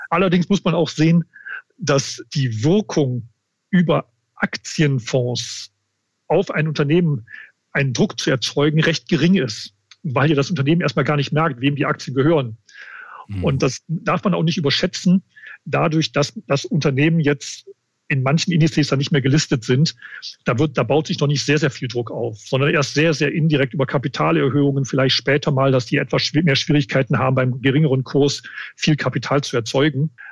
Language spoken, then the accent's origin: German; Bergisches Land, Wuppertal, Mettmann, North Rhine-Westphalia, Germany; moved away as an adult; now in Munich, Germany; Ich komme aus dem ja, Rheinland, Bergischen Land, Wuppertal, Mettmann. Da war ich die meiste Zeit. Jetzt seit 30 Jahren aber in München